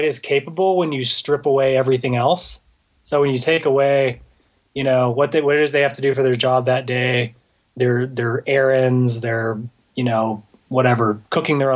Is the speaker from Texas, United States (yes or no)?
yes; Houston, Texas, United States; I grew up in Houston